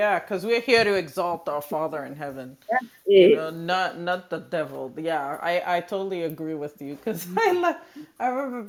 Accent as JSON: {"language": "English", "country": "Haiti", "said": "I'm from Haiti."}